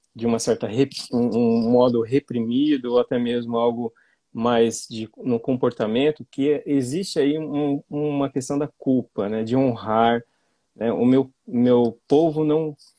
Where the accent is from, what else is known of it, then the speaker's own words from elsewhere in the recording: Londrina, Paraná, Brazil; Sou de Londrina